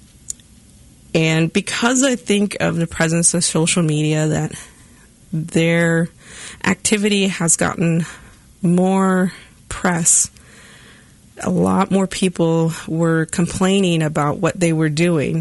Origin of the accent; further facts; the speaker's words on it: Southwest, United States; where I'm from Southwest, our Pueblo people do ceremonial dances